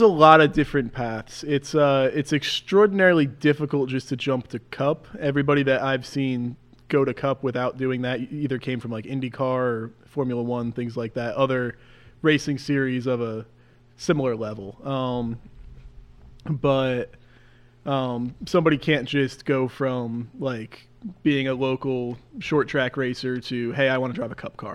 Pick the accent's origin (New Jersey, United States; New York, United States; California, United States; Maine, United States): New Jersey, United States; Mahwah; Born and raised in Jersey. Yeah, grew up right in Mahwah